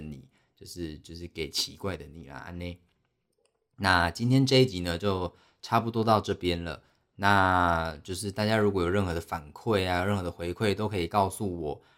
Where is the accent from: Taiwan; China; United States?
Taiwan; 我们台湾人